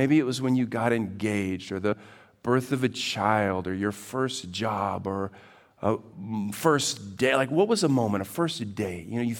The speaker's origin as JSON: {"language": "English", "region": "Texas", "country": "United States", "said": "I come in from Texas."}